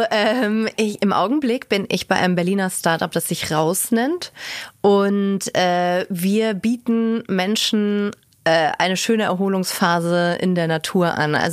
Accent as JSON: {"language": "German", "country": "Luxembourg", "tie": "born or raised there", "also_born_or_lived": "Munich, Germany", "said": "also da war ich sechs Monate alt und dann sind wir direkt nach Luxemburg gezogen"}